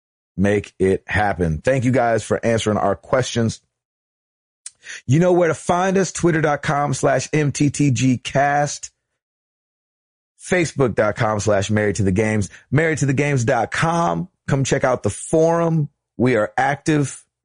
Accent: Houston, Texas, United States; now in Illinois, United States; because of where I grew up, it'd have to be Six Flags Astro World back in Houston, Texas. Problem is, back in 2009, I went back to visit. I currently live in Illinois

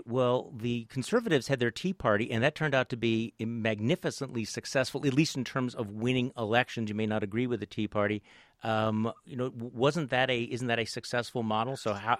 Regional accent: Wisconsin, United States; I come from Wisconsin

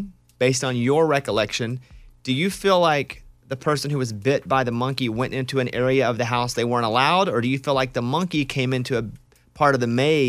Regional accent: Arkansas, United States; I grew up in Arkansas. I called a wash rag, too.

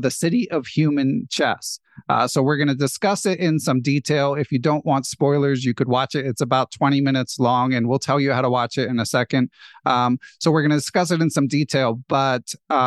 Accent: United States; as an American

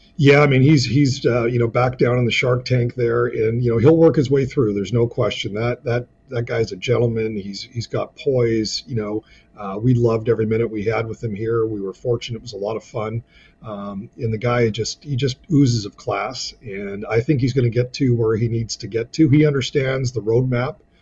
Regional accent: British Columbia, Canada; as a British Columbia

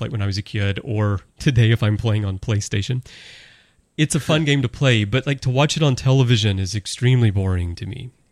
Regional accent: Birmingham, Alabama, United States; moved away; I'm from Birmingham, Alabama originally

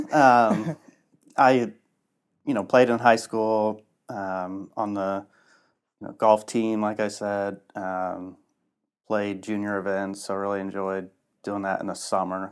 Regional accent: Lafayette, Indiana, United States; Born and raised in Lafayette.

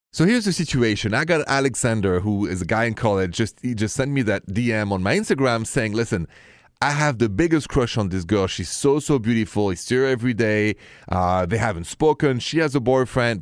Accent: Paris, Île-de-France, France; accent: thick French; English is a second language; moved away; you're listening to my thick French accent, and, uh, and you know I'm coming from Paris, and it's true where I'm from.

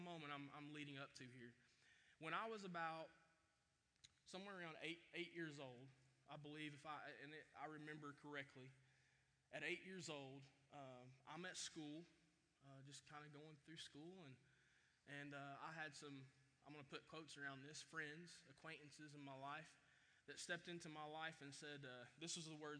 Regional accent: Chattanooga, Tennessee, United States; I grew up in Chattanooga, Tennessee, by the way, right outside of Chattanooga

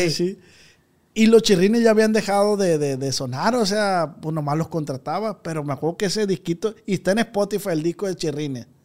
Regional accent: Badiraguato, Sinaloa, Mexico; Yo soy de Badiraguato, oiga.

